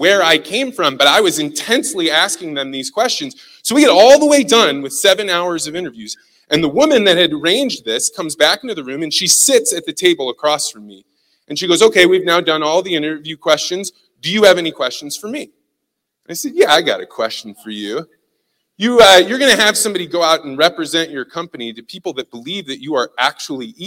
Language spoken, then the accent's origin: English; St. Louis, Missouri, United States; I don't know if you can tell from my accent, but I am from St. Louis, Missouri